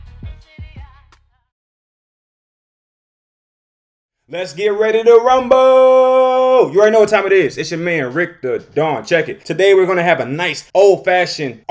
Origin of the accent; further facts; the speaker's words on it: Detroit, Michigan, United States; I'm from Detroit.